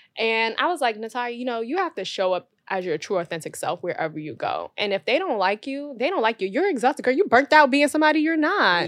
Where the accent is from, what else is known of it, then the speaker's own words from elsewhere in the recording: New York City, New York, United States; growing up in Brooklyn